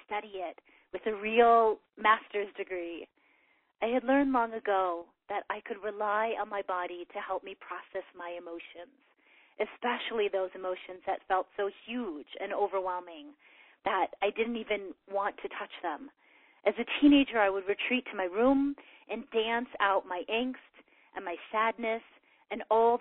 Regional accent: Chicago, Illinois, United States; moved away as an adult; my hometown of Chicago

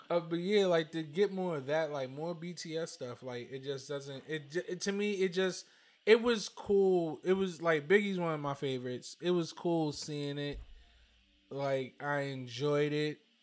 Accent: New York City, New York, United States; growing up in Brooklyn

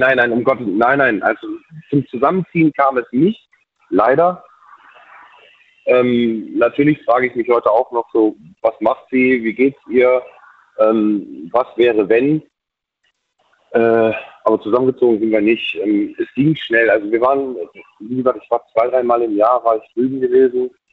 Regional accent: Bautzen, Saxony, Germany; moved away; ich bin gebürtig, komme ich aus dem Osten, ähm, aus der tiefsten DDR

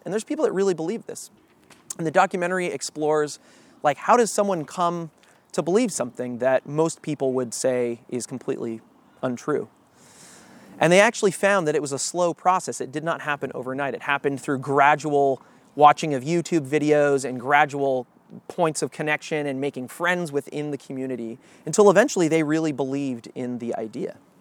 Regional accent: United States; we as American Christians

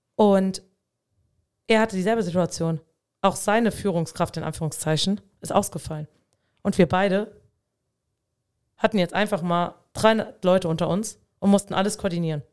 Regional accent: Dieblich, Rhineland-Palatinate, Germany; in meinem Heimatort in Dieblich

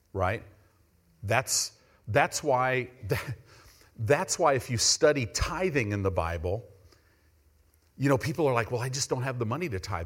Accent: United States; we're American Christians.

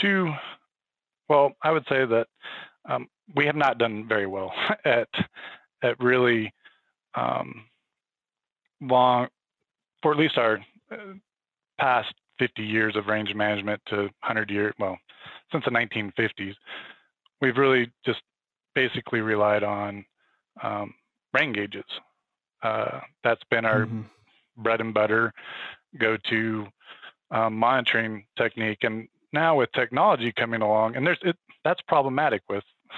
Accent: southeastern Arizona, United States; moved away as an adult; also born or lived in Washington / Texas / Florida; now in Flagstaff, United States; I'm from southeastern Arizona. It's a little tiny town called Sonoyta, Arizona, south of Tucson on the border

